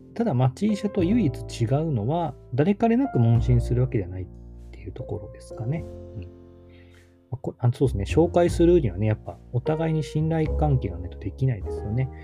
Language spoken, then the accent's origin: Japanese; Takamatsu, Kagawa, Japan; 高松式田町って僕の地元